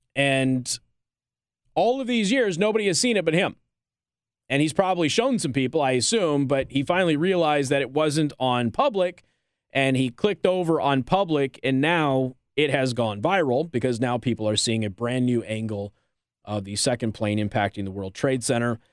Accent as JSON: {"language": "English", "town": "Las Vegas", "region": "Nevada", "country": "United States", "said": "I'm from Vegas"}